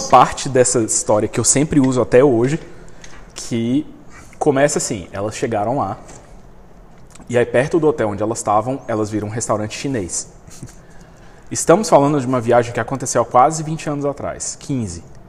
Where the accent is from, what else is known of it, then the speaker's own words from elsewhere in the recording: Brazil; eu sou brasileiro